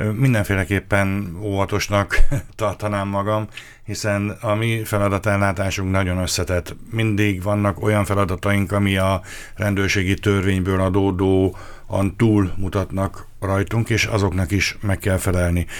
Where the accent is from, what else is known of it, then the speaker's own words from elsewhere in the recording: Karcag, Jász-Nagykun-Szolnok, Hungary; moved away as an adult; also born or lived in Eger; now in Miskolc, Hungary; nekem a szülőhelyem Jásznakun Szolnok megye, Karcegi származásúként